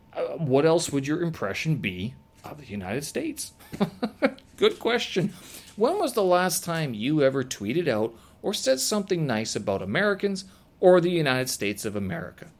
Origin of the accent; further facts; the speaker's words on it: Canada; moved away as an adult; I am Canadian, born and raised.